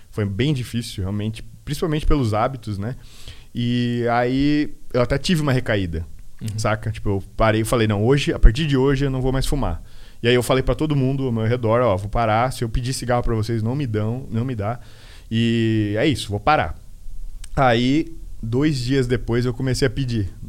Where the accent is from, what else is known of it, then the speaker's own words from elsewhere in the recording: Peru; E meu apelido era Peru, porque eu sou peruano.